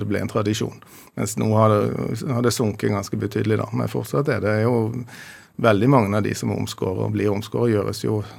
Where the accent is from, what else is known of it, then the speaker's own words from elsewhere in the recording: Bergen, Vestland, Norway; Jeg er jo opprinnelig fra Bergen, da.